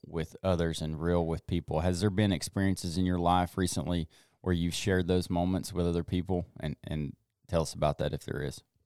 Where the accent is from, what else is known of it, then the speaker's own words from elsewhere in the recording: the South, United States; growing up in the South